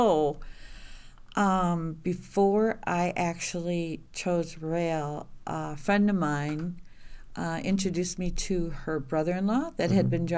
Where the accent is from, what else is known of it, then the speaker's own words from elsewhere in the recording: Willard, Wisconsin, United States; I am from Willard.